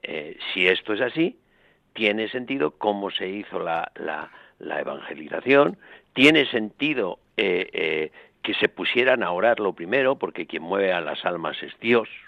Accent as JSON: {"language": "Spanish", "country": "Spain", "said": "los españoles"}